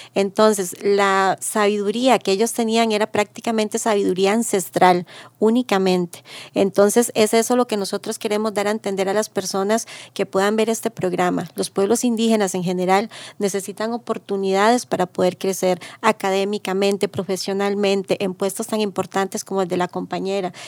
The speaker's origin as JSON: {"language": "Spanish", "area": "Maleku indigenous territory", "region": "Alajuela", "country": "Costa Rica", "said": "soy del territorio indígena de los Malecos"}